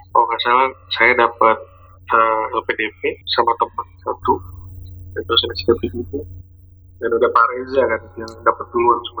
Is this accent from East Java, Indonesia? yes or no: yes; East Java, Indonesia; Merantau wah, kalau merantau sih gue kan dari Jawa ya. Dari Jawa Timur. Jadi kuliah di NI dulu itu juga merantau waktu masih mahasiswa.